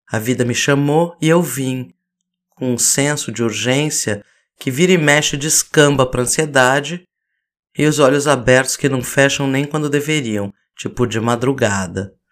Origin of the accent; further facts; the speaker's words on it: Laranjal Paulista, São Paulo, Brazil; born there; Eu nasci às sete da manhã na Santa Casa de Laranjal Paulista.